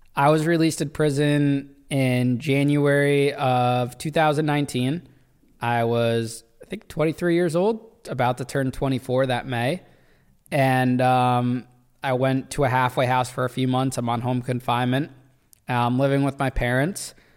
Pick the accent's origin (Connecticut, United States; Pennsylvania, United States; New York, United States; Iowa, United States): Connecticut, United States; Danbury; That's how I ended up in Danbury, which is my hometown